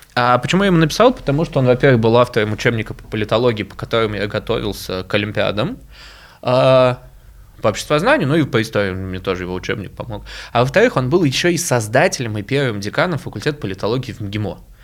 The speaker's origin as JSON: {"language": "Russian", "region": "Moscow", "country": "Russia", "tie": "born or raised there", "said": "я сам родился в Москве"}